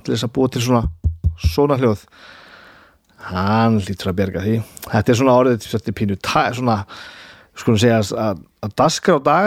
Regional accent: Húsavík, Northeastern Region, Iceland; ég er frá Húsavík og ég á vini sem að leika þarna í myndinu

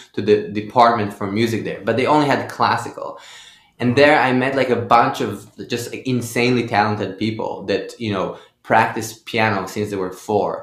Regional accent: Haifa, Haifa District, Israel; I grew up in Haifa, so there wasn't a big scene there.

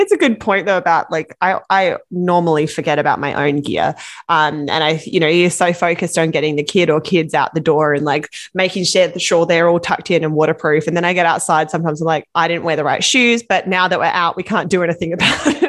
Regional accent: Australia; now in Vancouver, Canada; I'm from Australia

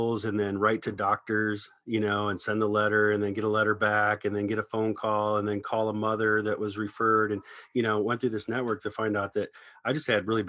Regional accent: Ohio, United States; now in Los Angeles, United States; I moved to LA from Ohio about 19 years ago to, you know, come out here and pursue a deeper career in music.

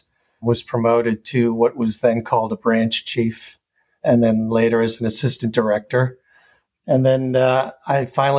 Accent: Long Island, New York, United States; also born or lived in Boston / Washington, D.C.; I grew up in New York on Long Island.

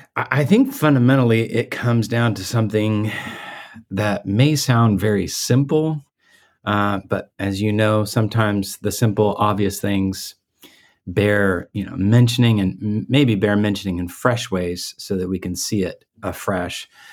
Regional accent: Guatemala; moved away; I, I grew up in Guatemala

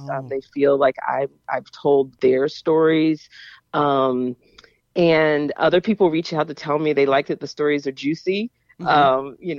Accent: Jacksonville, Florida, United States; moved away as an adult; now in Pittsburgh, United States; growing up in Jacksonville

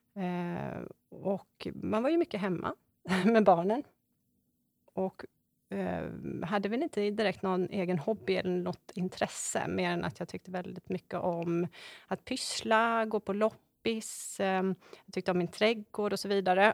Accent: Borås, Västra Götaland, Sweden; moved away as an adult; now in Varberg, Sweden; Jag är född och uppvuxen i Borås och eh, flyttade till Varberg när jag var 21 år

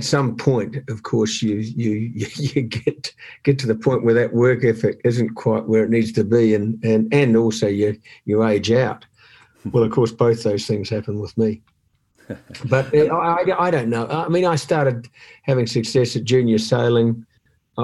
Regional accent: New Zealand; growing up in New Zealand

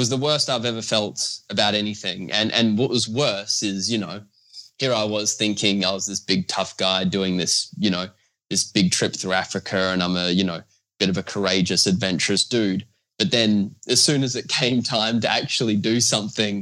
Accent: Australia; I'm from Australia.

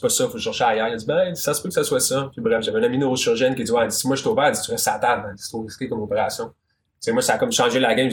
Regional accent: Magog, Quebec, Canada; je viens de Magog. Magog, c'est petit.

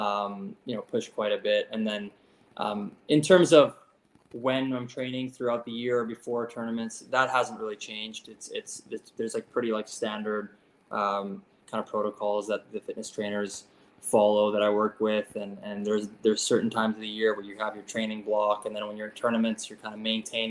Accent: Canada; as a Canadian

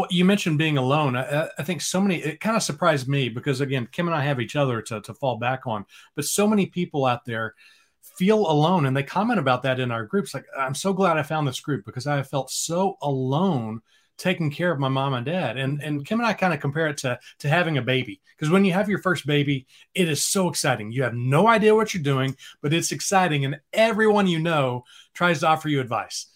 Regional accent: Dallas, Texas, United States; moved away as an adult; now in Austin, United States; I grew up in the Dallas area

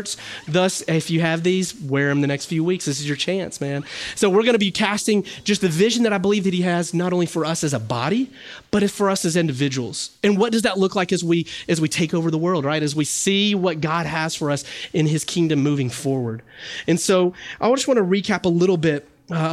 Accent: the South, United States; I'm from the South

